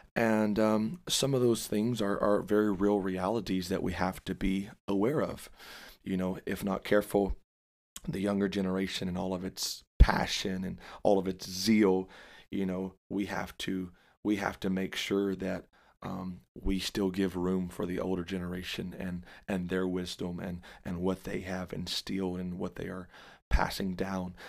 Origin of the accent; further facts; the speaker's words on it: Dallas, Texas, United States; I say Dallas, and, uh, I claim Dallas. And so, born and raised there